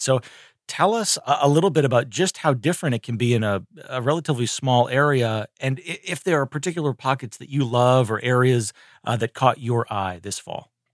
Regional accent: Northeast, United States; now in North Carolina, United States; I grew up in the Northeast

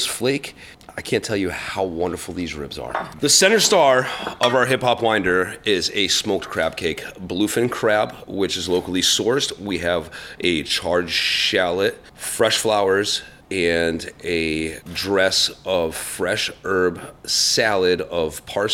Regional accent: Russell, Massachusetts, United States; I grew up in the hill towns

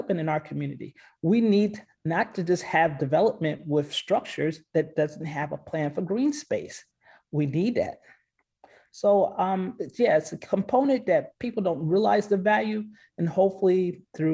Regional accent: Westchester County, New York, United States; now in Nashville, United States; not from the city of New York, Westchester County area

